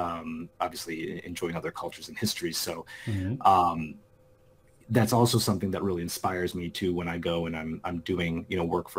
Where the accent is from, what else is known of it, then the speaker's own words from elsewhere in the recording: Chicago, Illinois, United States; I'm calling in from Chicago, Illinois. And, you know, grown up here my entire life